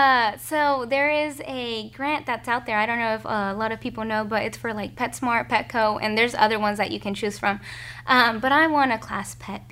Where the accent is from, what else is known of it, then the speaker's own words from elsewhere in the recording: Kingfisher, Oklahoma, United States; growing up in Kingfisher